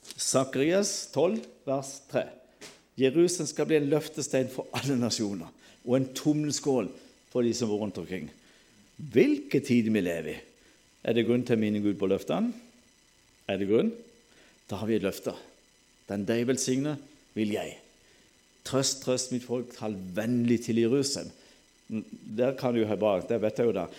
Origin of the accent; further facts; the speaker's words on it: Sørlandet, Norway; Alle vet jo jeg er sørlending